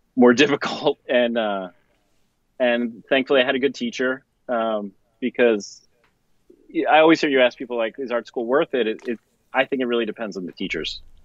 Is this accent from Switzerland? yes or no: no; suburb outside of Philadelphia, Pennsylvania, United States; I grew up outside of Philly in a suburb um, outside of Philly